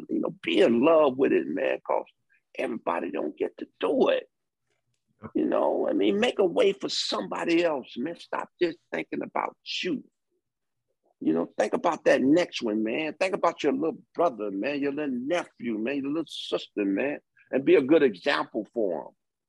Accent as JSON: {"language": "English", "town": "Detroit", "region": "Michigan", "country": "United States", "tie": "born or raised there", "said": "And again, my background, I'm from Detroit."}